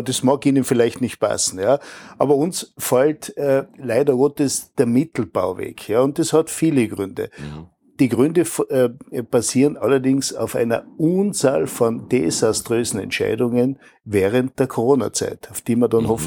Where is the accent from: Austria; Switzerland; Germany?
Austria; Tyrol; Ich komme ja aus dem Defreckental. Mhm, aus einer der äh